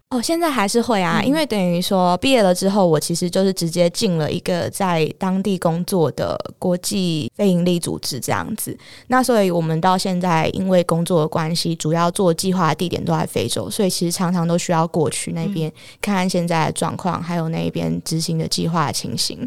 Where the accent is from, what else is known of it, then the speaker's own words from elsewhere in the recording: Taiwan; moved away; also born or lived in Uganda; 所以台湾人看到真的都会非常的慌张